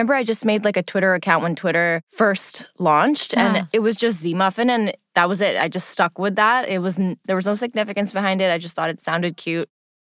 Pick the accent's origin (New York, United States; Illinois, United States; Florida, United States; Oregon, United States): New York, United States; also born or lived in Lahore, Pakistan; So I was born in Lahore and I moved to the States when I was 5 to New York, Long Island specifically. But I moved back to Pakistan when I was 11 for a year and a half, about, just to do some schooling there.